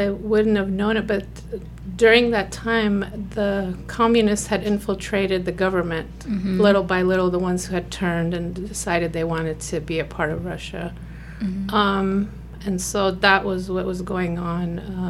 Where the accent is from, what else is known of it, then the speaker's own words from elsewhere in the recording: Kabul, Afghanistan; I was born in 1976 in Kabul, which is the capital of Afghanistan.